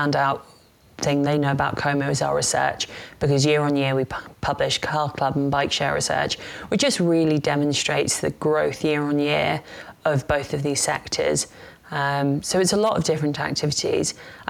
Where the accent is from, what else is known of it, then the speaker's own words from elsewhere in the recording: London, United Kingdom; I am a Londoner by birth